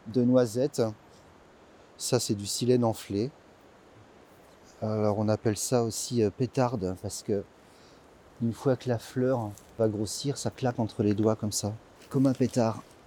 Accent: Lorraine, Grand Est, France; moved away as an adult; now in Valliguières, France; je viens de Lorraine, mais euh, je suis installé depuis une quinzaine d'années dans le sud de la France. J'habite à Valiguière maintenant.

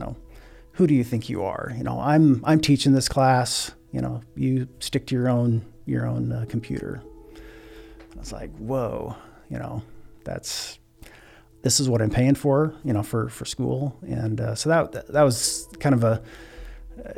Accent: Scribner, Nebraska, United States; I'm originally from Scribner, Nebraska. It's a little town of a little less than 1,000, just to the north of Fremont

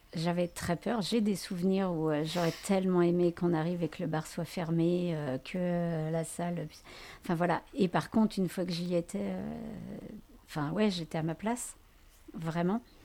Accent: France; nous avoir en tant que Français

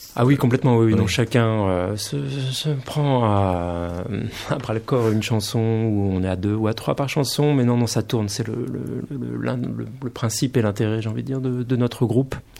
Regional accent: Poitou, Nouvelle-Aquitaine, France; now in Paris, France; je suis originaire du Poitou

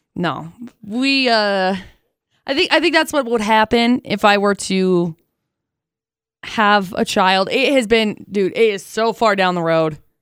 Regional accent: Tremonton, Utah, United States; I grew up in Tremont

